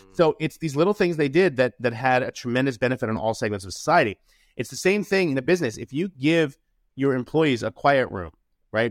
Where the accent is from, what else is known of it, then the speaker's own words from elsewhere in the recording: New York City, New York, United States; I grew up in New York City.